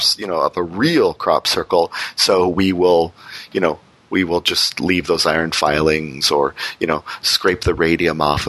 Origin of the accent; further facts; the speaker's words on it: Windsor, Ontario, Canada; my hometown Windsor, sort of out in the county